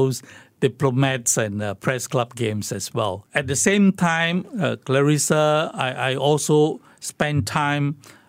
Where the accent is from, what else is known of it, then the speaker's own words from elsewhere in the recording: Singapore; And I told them I'm from Singapore. And they asked me, which part of China were you from? I said, no. I was not from China.